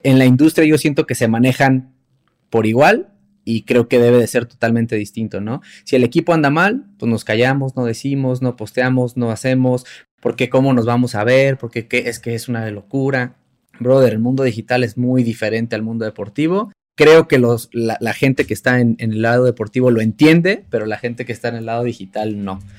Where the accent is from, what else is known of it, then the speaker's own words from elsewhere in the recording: Mexico; uno como, como, mexicano